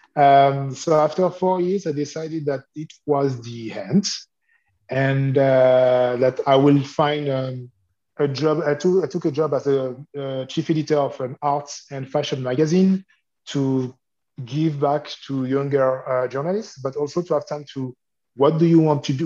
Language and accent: English; Lyon, Auvergne-Rhône-Alpes, France; English is a second language; moved away as an adult; now in Brooklyn, United States; I became a radio journalist in my hometown, uh, Lyon, for a few years